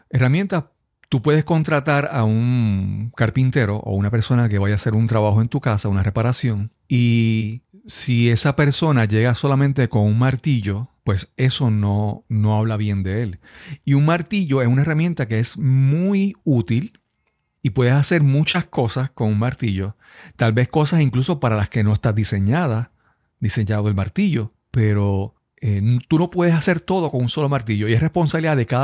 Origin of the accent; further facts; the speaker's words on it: Puerto Rico; accent: Puerto Rican; me ha pasado que he visitado otros, países y, por ejemplo, Costa Rica y gente, amigos me dicen, oye, habla, habla, habla como puertorriqueño.